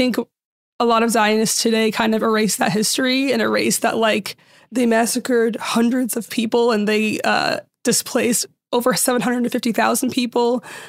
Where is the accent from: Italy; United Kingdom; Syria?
Syria; I'm from Syria, but even in Syria, everyone, like, in most Middle Eastern countries, there was a mix of all these religions and they all got along.